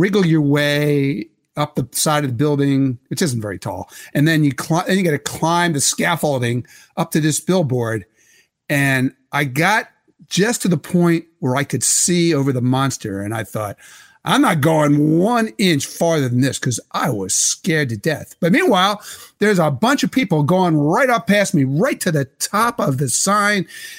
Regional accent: Philadelphia, Pennsylvania, United States; And the Philadelphia Inquirer, because I came from Philadelphia, thought, yeah, that's a good idea.

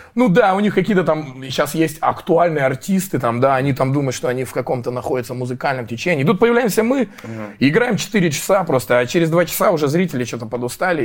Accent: Russia; мы из России

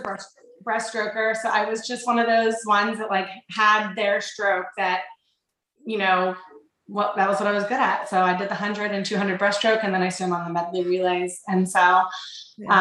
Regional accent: Connellsville, Pennsylvania, United States; also born or lived in Canonsburg, Pennsylvania; Both Mike and I grew up in um, a little town called Connellsville, Pennsylvania, which is just like an hour southeast of Pittsburgh.

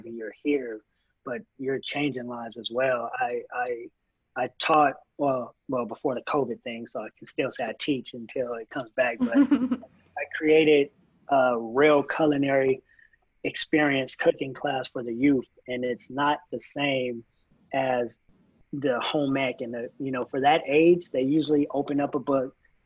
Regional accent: Moreno Valley, California, United States; also born or lived in Los Angeles; I'm from Moreno Valley, and all my family's from

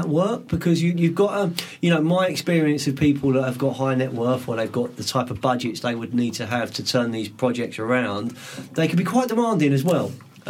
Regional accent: London, United Kingdom; moved away as an adult; now in Sussex, United Kingdom; I grew up in West London. I grew up in Fulham, South West 6.

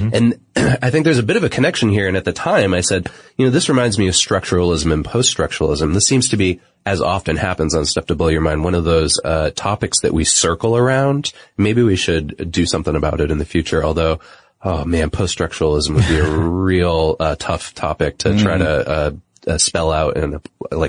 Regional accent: Pakistan; I'm from Pakistan, and I would like to assure you that acid burning is not socially acceptable there.

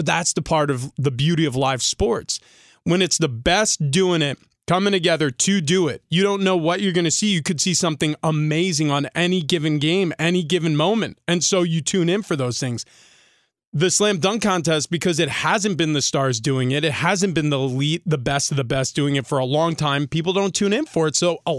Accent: New York, United States; Or, you know, I grew up in New York, and I mean, there were groups of us who would go into Harlem to watch pickup basketball sometimes

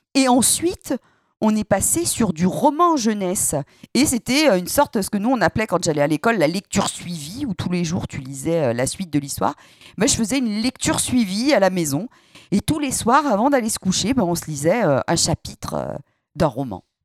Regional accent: Saint-Étienne, Auvergne-Rhône-Alpes, France; en tant que stéphanoise euh, pure souche, avec euh, des arrière-grands-parents mineurs

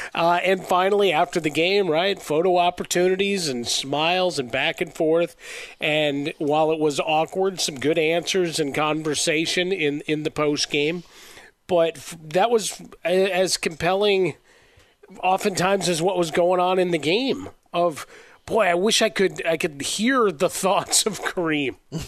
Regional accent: Chicago, Illinois, United States; Number one, I grew up in Chicago, which means I got Ken Harrelson and I got Harry Carey.

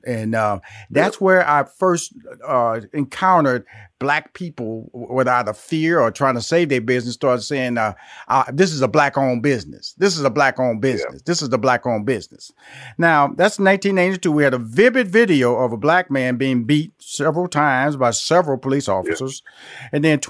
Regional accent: New York, United States; moved away as an adult; now in Los Angeles, United States; In 1990, I moved to Los Angeles from New York. In 1992, I was actually living in L.A.

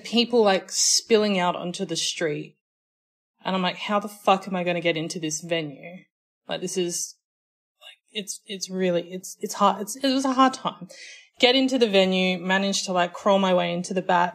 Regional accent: Australia; accent: Australian

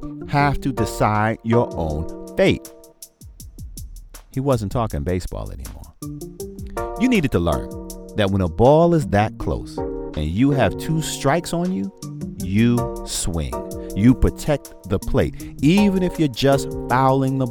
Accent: New York City, New York, United States; I'm from Brooklyn, the BK. Grew up a Mets fan

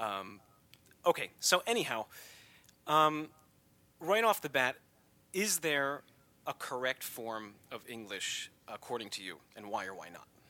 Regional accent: United States; as an American

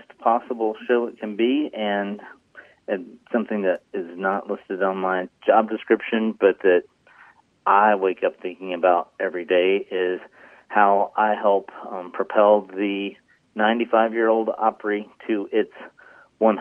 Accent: Xenia, Illinois, United States; my hometown of Xenia, Illinois

